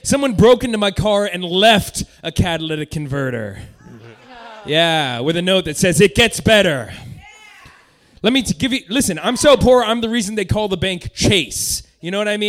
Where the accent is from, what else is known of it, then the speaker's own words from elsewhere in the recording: Santa Rosa, California, United States; also born or lived in Sacramento; I love Santa Rosa. I mean, like, it's my hometown